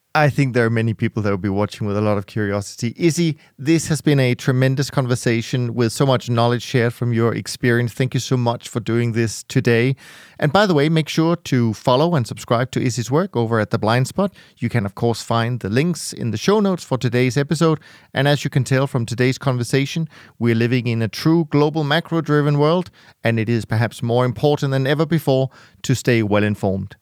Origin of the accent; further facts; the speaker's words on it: Denmark; now in Switzerland; as a Dane growing up in Denmark as a kid